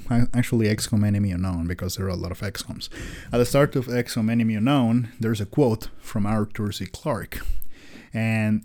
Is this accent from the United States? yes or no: no; Costa Rica; I'm from Costa Rica